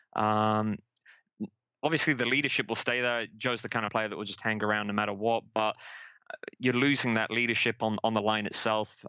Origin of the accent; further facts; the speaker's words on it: Manchester, North West England, United Kingdom; moved away as an adult; also born or lived in San Jose, United States; now in Vancouver, Washington, United States; I'm from Manchester in England originally. Moved out to the United States about ten years ago.